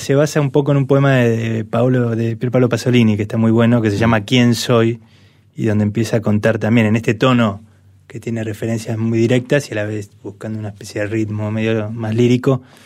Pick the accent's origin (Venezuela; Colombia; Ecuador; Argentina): Argentina; Buenos Aires; somos todos porteños, hinchas de central